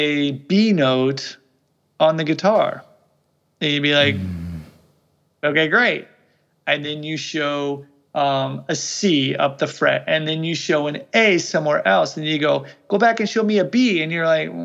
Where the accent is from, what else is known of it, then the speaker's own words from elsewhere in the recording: Midwest of the United States, United States; first language English; I'm from the Midwest of the United States